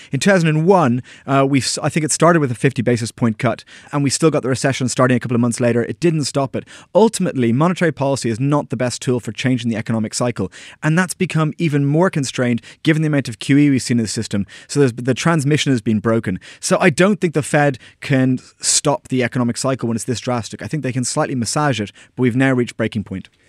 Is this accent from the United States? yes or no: no; Ireland; moved away; all my friends back in Ireland